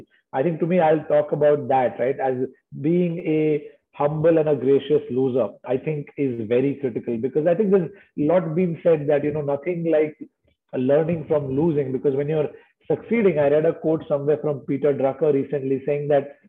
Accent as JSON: {"language": "English", "town": "Pune", "region": "Maharashtra", "country": "India", "tie": "born or raised there", "said": "I grew up in Pune in an area called Vishrantwadi"}